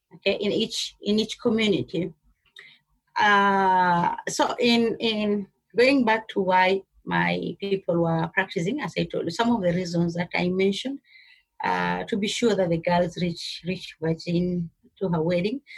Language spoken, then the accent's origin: English; Kenya; I'm a Kenyan. though I'm, I come from the uh, Somali culture, the, the Kenyan, I'm a Kenyan Somali